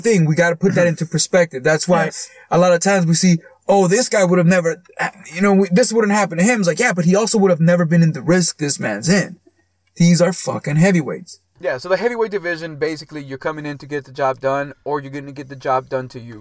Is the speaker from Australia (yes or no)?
no; United States; us as American fans